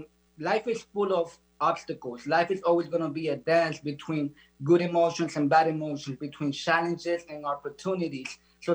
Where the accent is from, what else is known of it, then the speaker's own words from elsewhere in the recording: Dominican Republic; now in South Florida, United States; I'm located in South Florida. I'm originally from the Dominican Republic.